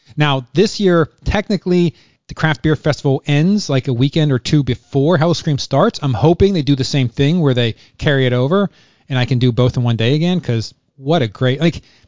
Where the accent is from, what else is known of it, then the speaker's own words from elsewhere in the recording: Western Pennsylvania, United States; also born or lived in Virginia; now in Florida, United States; I grew up in Pennsylvania, Western Pennsylvania